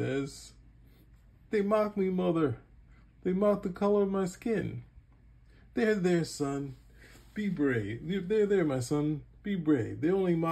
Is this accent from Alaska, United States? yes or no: no; New York City, New York, United States; growing up in Brooklyn